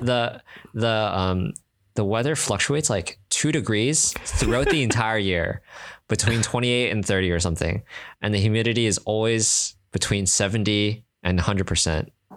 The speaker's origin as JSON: {"language": "English", "country": "Singapore", "said": "I'm from Singapore"}